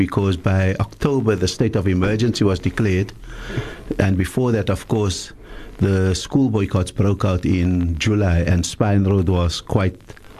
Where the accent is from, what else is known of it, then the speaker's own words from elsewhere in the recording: Cape Town, Western Cape, South Africa; also born or lived in Primrose Park, Cape Town; That also means that I grew up till Standard 2, 1972, in District 6, number 34, Rutger Street.